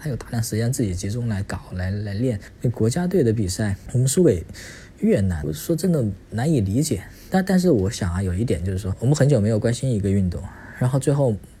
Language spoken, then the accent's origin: Chinese; China; 咱是中国人， 咱们是堂堂正正的中国人